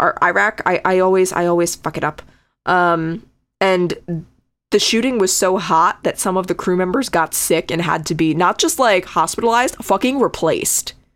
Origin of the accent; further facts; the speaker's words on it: Connecticut, United States; moved away; that's my home state. I'm not there anymore